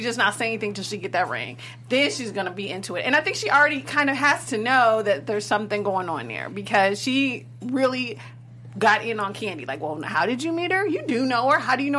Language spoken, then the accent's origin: English; Chicago, Illinois, United States; I'm from Chicago.